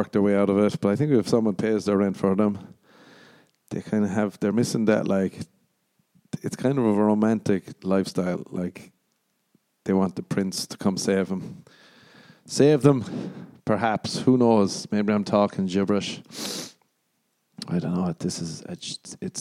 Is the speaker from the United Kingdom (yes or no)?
no; Ireland